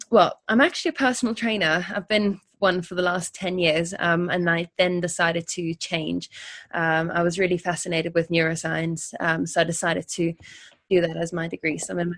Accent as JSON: {"language": "English", "country": "South Africa", "moved": "as an adult", "lives_now": "London, United Kingdom", "said": "And then I came to London when I was 19 from South Africa."}